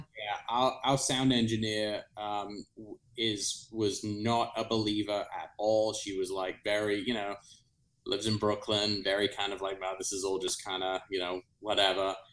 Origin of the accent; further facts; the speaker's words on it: South East England, United Kingdom; moved away; where I grew up in England.